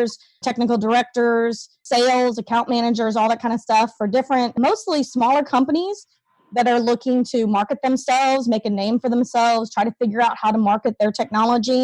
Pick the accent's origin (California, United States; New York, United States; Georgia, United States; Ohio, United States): Ohio, United States; moved away as an adult; also born or lived in East Texas / Kansas; now in Oklahoma City, United States; I grew up in Ohio. I'm a Yankee